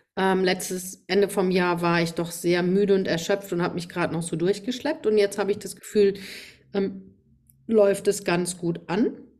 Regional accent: Rhineland-Palatinate, Germany; accent: Pfälzisch

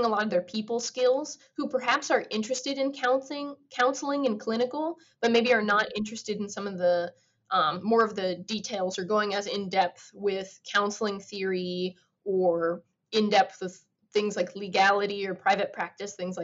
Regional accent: United States; as being an American

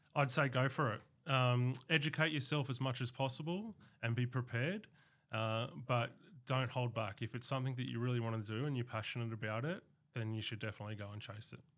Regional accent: Canberra, Australian Capital Territory, Australia; being a born and bred Canberran

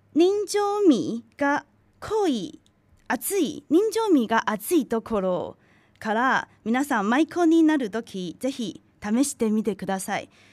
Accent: Tainan, Taiwan; Japanese is a second language; now in Japan; 私の出身地は台台湾の南の方にある台南です

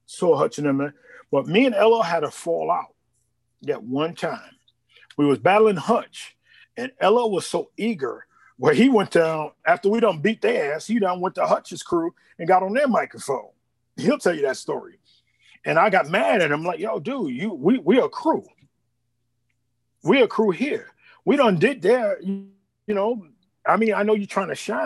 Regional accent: New York City, New York, United States; also born or lived in Harlem; I'm from Queens, but I lived in Harlem too

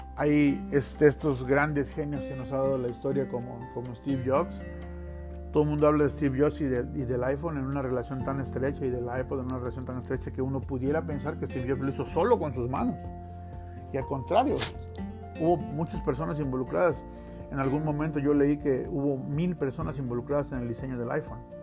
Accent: Mexico; yo soy mexicano

